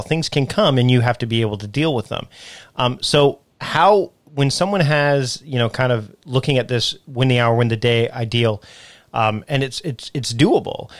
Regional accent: Canada; someone who is also from my home and native land

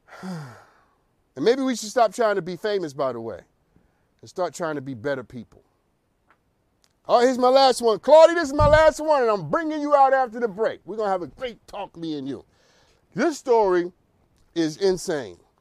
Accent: New York, United States; also born or lived in Harlem; I'm from New York, born and raised in New York.

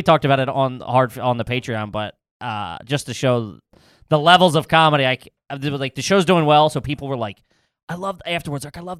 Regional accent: Bensalem, Pennsylvania, United States; accent: Philly; I'm from Ben Salem.

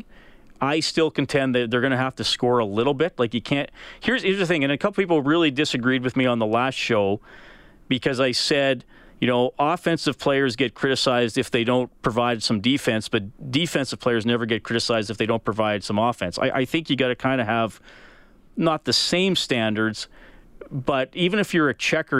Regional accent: Evansburg, Alberta, Canada; When I was a kid growing up in Evansburg, I was probably 10 or 11

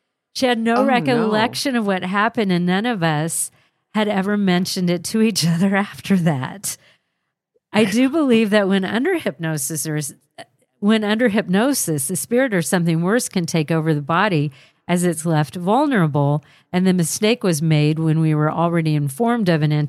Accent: Mesa, Arizona, United States; I grew up in Mesa, Arizona. From what I can recall, everywhere that I've lived, I've always experienced something.

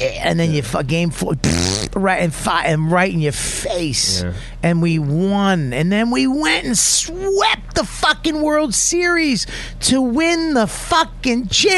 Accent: Boston, Massachusetts, United States

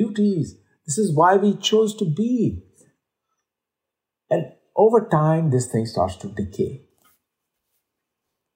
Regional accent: India; moved away; being Indian by birth myself

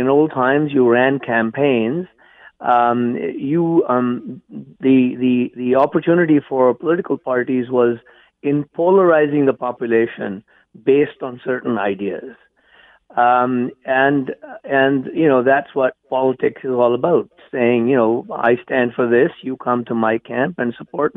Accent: India; also born or lived in England; now in Canada; I was born and raised in India.

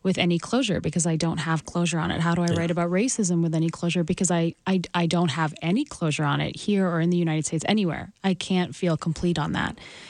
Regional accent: Calgary, Alberta, Canada; I grew up in Calgary

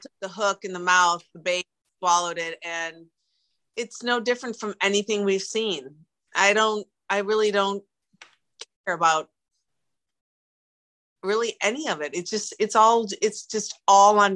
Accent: Milwaukee, Wisconsin, United States; I'm from Milwaukee

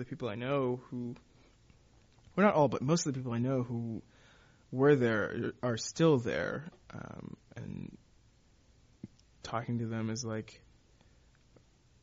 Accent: Texas, United States; now in New York, United States; I grew up in Texas

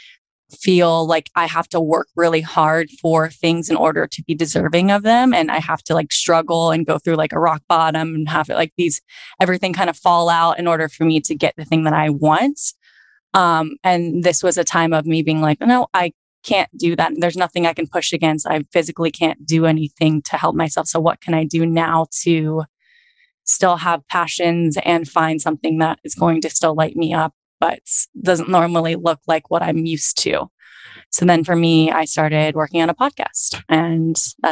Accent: Virginia Beach, Virginia, United States; moved away as an adult; now in Los Angeles, United States; back in Virginia Beach in my hometown

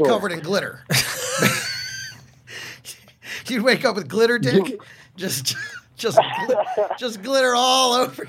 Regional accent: Texas, United States; moved away; I grew up in Texas, so.

